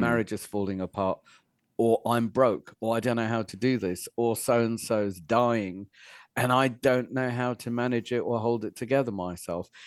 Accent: Fishguard, Wales, United Kingdom; moved away; I was brought up in West Wales and it was one of the poorest places in Europe then

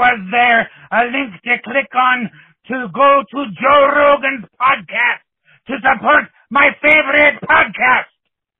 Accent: Ireland; Now, Jonesy, you may have figured out by now that I'm from Ireland.

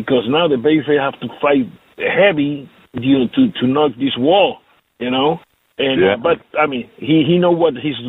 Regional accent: Puerto Rico; English is a second language; I grew up here in Puerto Rico, living with all kind of colors.

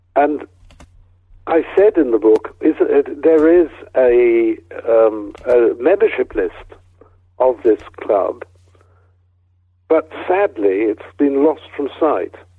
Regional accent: Wales, United Kingdom; moved away as an adult; I come from Wales

